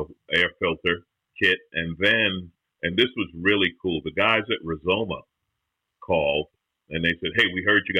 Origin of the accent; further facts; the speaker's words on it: New York, United States; moved away; I grew up in New York. So my mother is from South Carolina.